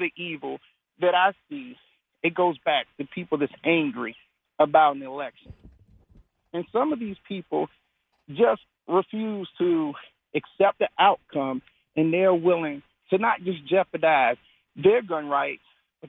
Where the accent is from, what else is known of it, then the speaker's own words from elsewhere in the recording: Washington, District of Columbia, United States; I'm from Washington, D.C. When I was a little boy, you could go up to the Capitol